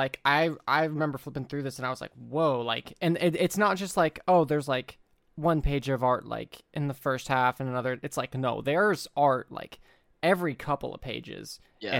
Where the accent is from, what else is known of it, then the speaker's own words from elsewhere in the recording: the South, United States; We're from the South.